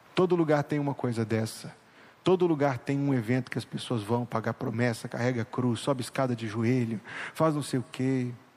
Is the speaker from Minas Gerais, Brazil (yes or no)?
yes; Minas Gerais, Brazil; now in São Luís, Brazil; Ouro Preto, aquela cidade famosa lá do meu estado